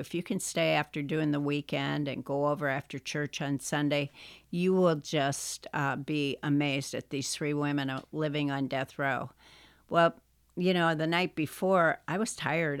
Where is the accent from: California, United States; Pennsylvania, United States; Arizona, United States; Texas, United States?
Pennsylvania, United States; moved away; also born or lived in Wisconsin; when I was growing up in Pennsylvania